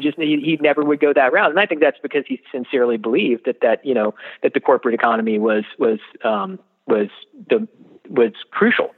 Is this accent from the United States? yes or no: yes; Washington, District of Columbia, United States; I grew up in the Washington D.C. area during the '80s